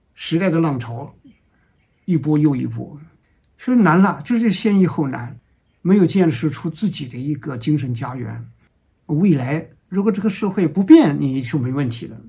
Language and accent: Chinese; China; 我们中国人